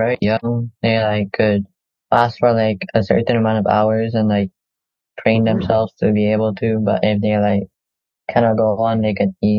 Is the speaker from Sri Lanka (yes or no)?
no; Malaysia; now in Cambodia; I'm 13 years old and I'm in grade 7. I am from Malaysia, but I currently live in Cambodia.